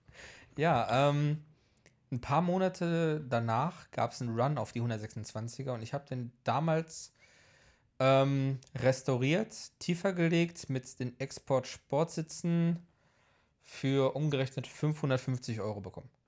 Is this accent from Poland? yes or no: yes; Poland; now in Leverkusen, Germany; bin ich halt eben mit in Polen aufgewachsen